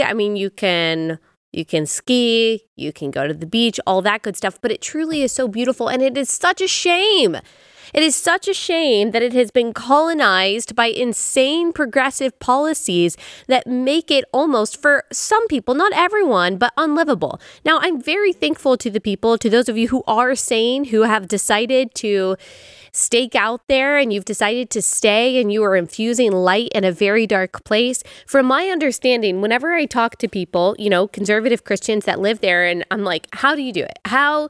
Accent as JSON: {"language": "English", "region": "the Bible Belt", "country": "United States", "tie": "born or raised there", "said": "And so it was great growing up in the Bible Belt"}